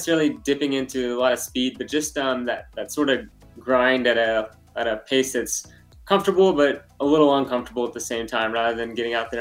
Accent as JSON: {"language": "English", "region": "Texas", "country": "United States", "tie": "born or raised there", "moved": "yes", "said": "I grew up in Texas, so spent a lot of time in the heat when I was younger"}